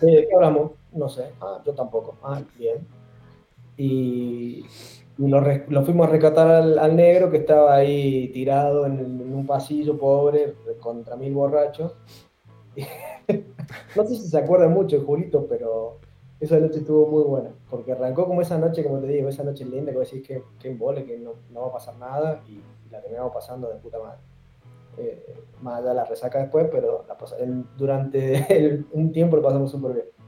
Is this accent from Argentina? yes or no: yes; San Luis, Argentina; moved away as an adult; also born or lived in Córdoba; now in Chile; yo soy de San Luis